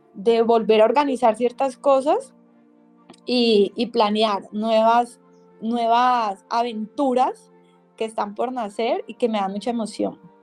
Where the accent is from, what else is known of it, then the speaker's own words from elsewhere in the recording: Cali, Valle del Cauca, Colombia; creadora de Tribu Femenina de Cali, Colombia